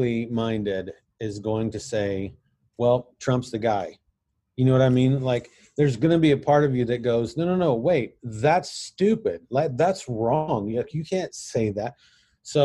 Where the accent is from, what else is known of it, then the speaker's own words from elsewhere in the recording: United States; I'm white, I have a beard, and I'm from America